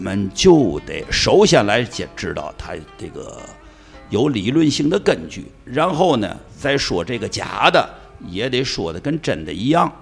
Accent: Tianjin, China; 我也是本乡本土和海河水长大的，啊，天津娃娃

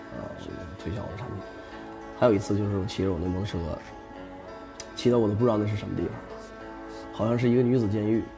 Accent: Changchun, Jilin, China; 我是长春的小Q

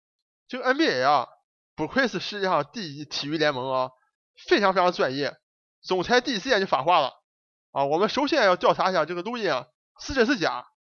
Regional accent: Dalian, Liaoning, China; 那咱就不讲咱们中国这个大连老乡老毕了啊

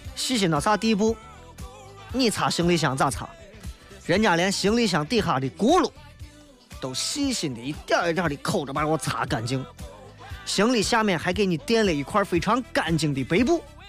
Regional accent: Xi'an, Shaanxi, China; accent: Xi'an dialect; 就跟咱到外地为了显示自己好像不不被受欺负，一定要说西安话是一样的

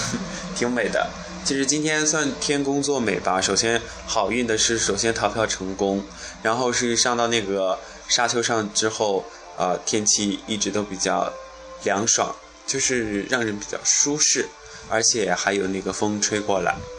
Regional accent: southern China, China; 来到敦煌之后呢，就告别了我是南方人的这种生活习性

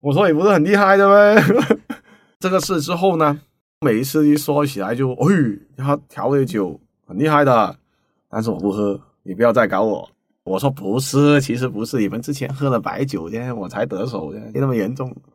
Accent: Guangzhou, Guangdong, China; 我是土生土长的广州人，西关仔，巴三的猪，啊，相对比较年长一点哈

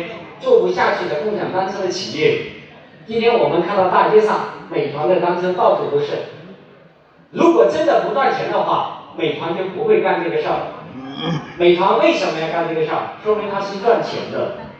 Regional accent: Shenzhen, Guangdong, China; 我们是深圳人，

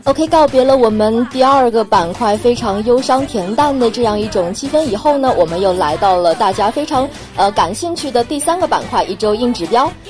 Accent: China; 我们中国人的学习能力的确是非常强的

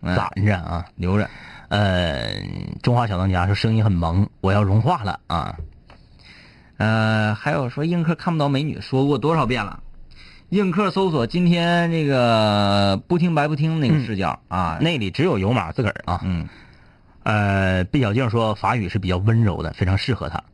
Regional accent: Fushun, Liaoning, China; accent: Fushun dialect; 那是抚顺话啊，那是我老家的话啊

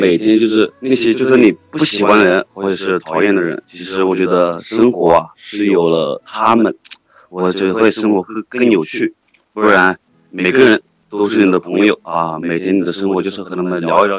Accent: Hunan, China; 我是湖南的。

